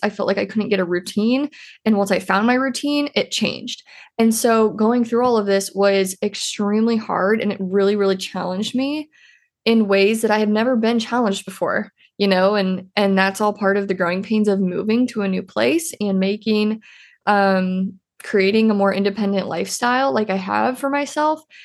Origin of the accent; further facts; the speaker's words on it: Iowa, United States; I'm originally from Iowa.